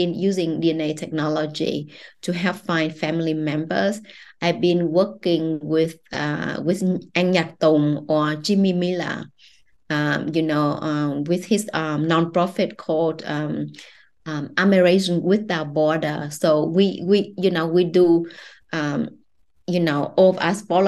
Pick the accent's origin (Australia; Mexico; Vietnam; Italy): Vietnam; I grew up in Vietnam, you know, I know Vietnamese women, I'm a Vietnamese woman